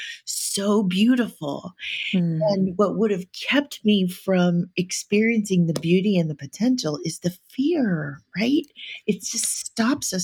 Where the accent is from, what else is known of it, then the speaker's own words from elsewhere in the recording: Hawaii, United States; I'm Hawaiian. I'm from Hawaii.